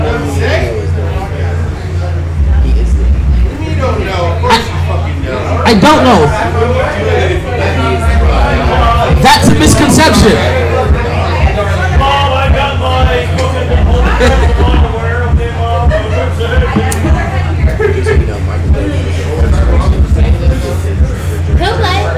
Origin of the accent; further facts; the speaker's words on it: Jamaica; cause we're Jamaican, so I'm Jamaican